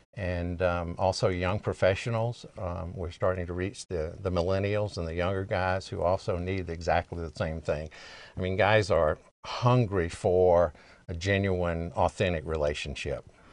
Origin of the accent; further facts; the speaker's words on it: the South, United States; I'm an American by birth and a Southerner by the grace of God